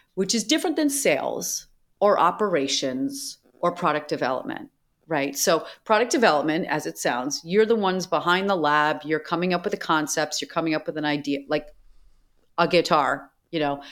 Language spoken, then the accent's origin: English; Boston, Massachusetts, United States; I grew up in Boston